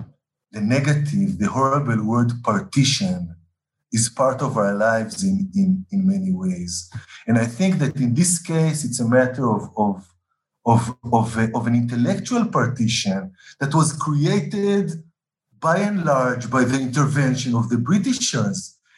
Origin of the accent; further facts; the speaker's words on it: Israel; remember that I'm an Israeli, that I'm not a Westerner, I'm not an Indian. I'm somewhere in between, right?